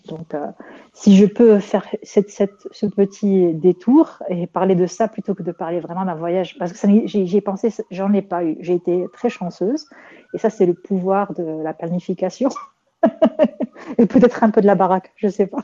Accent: Rabat, Rabat-Salé-Kénitra, Morocco; c'est comme ma ville natale, Rabat

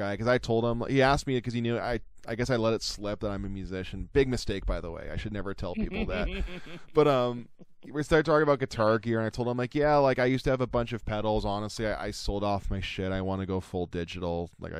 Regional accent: St. Catharines, Ontario, Canada; I went to go born and raised in St. Catharines

